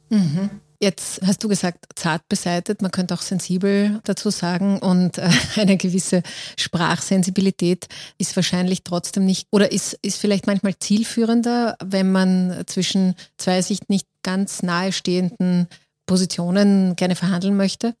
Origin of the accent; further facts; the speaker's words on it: Austria; bei uns in Österreich